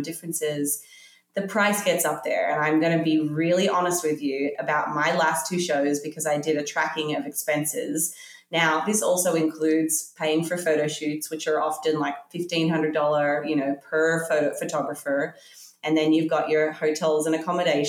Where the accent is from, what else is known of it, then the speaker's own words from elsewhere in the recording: Australia; I grew up in Australia